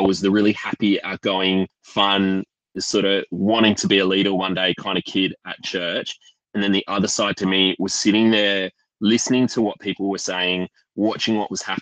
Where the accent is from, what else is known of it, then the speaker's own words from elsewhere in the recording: Canberra, Australian Capital Territory, Australia; I grew up in Canberra